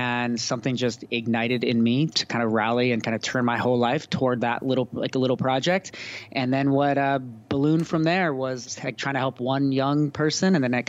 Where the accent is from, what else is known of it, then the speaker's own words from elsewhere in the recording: California, United States; moved away as an adult; also born or lived in Belfast, Northern Ireland / Cape Town, South Africa; I'm the author of a new book called Made for These Times. Bit of my story, I grew up in California, went to college down in Santa Barbara